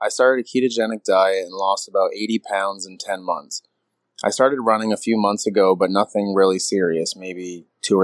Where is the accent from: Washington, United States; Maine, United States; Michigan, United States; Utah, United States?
Maine, United States; Northern; moved away as an adult; also born or lived in Central Pennsylvania; now in Pennsylvania, United States; I'm originally from Northern Maine